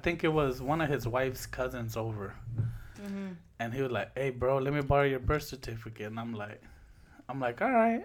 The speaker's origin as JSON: {"language": "English", "town": "Los Angeles", "region": "California", "country": "United States", "tie": "born or raised there", "also_born_or_lived": "Santa Ana, California", "moved": "yes", "lives_now": "Milwaukee, United States", "said": "let's go back to the hood. Compton, yeah. Watts, and South Central"}